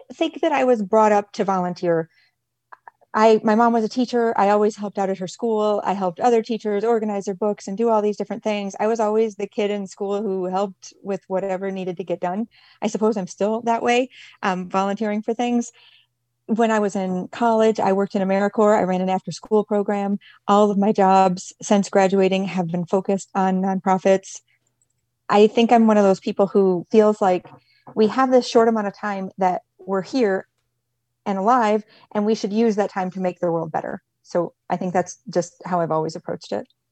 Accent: Michigan, United States; moved away as an adult; also born or lived in Nicaragua / Mexico; I'm originally from Michigan

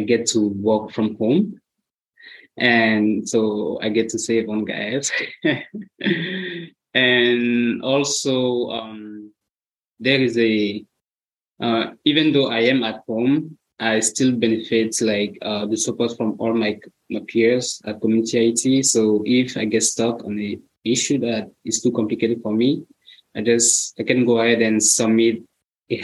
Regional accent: Cameroon; moved away as an adult; now in United States; I'm from Cameroon. I've been in the US for 8 years now

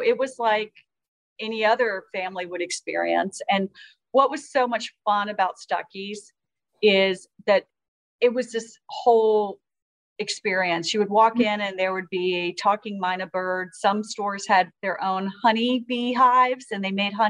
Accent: Eastman, Georgia, United States; also born or lived in Atlanta, Georgia; I'm originally from Eastman, Georgia, and I went to the University of Georgia undergrad and law school

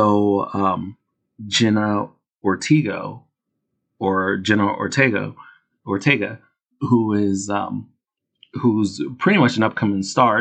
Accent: Philadelphia, Pennsylvania, United States; I'm from Philadelphia. I go to South Street every now and then

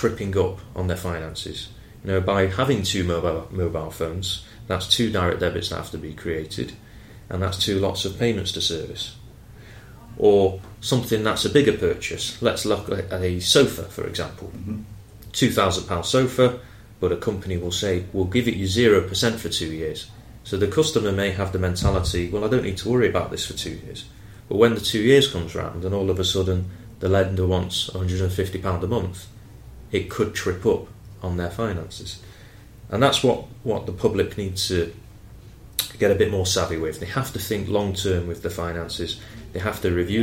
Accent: Manchester, North West England, United Kingdom; moved away as an adult; now in London, United Kingdom; I started my career as a cashier in a Halifax bank in my hometown in Manchester

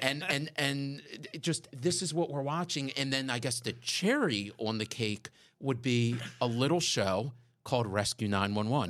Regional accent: Pikesville, Maryland, United States; As a kid growing up in Pikesville, which for our listeners, if, if you're not familiar with the area, Pikesville is a suburb just north of, of Baltimore City on the East Coast

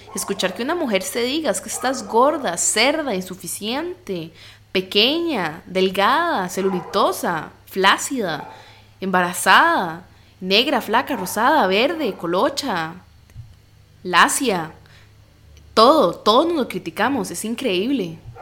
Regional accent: Costa Rica; soy de Costa Rica y tengo un cuerpo latino

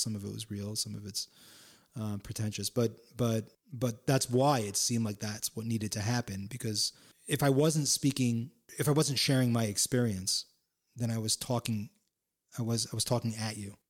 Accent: Palo Alto, California, United States; also born or lived in San Francisco / Florida / Miami; now in New York, United States; a skateboarding kid from Palo Alto, California

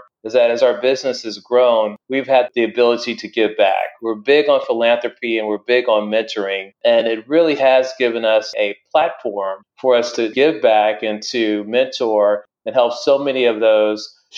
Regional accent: Houston, Texas, United States; also born or lived in Missouri City, Texas; born and raised right in Houston

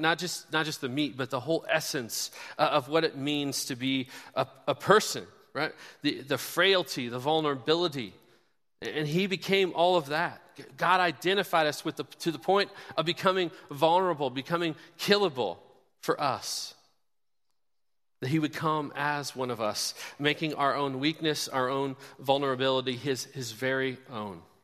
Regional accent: Kansas City, United States; now in Bloomington, United States; my Kansas City Chiefs, my hometown where I grew up

